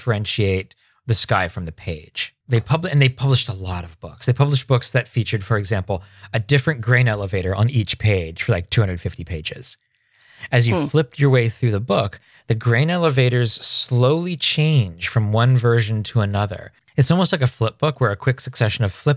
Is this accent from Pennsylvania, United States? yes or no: yes; Three Mile Island, Pennsylvania, United States; now in Seattle area, United States; I grew up around Three Mile Island